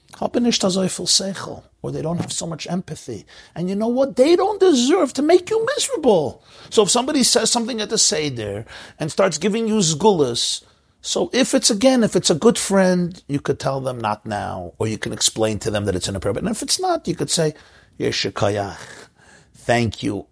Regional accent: New York City, New York, United States; I grew up in Crown Heights.

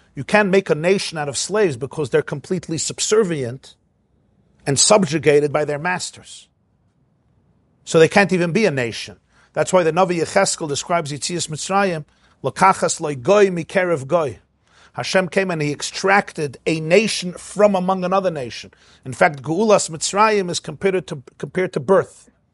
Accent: United States; I was born in America. I'm an American citizen

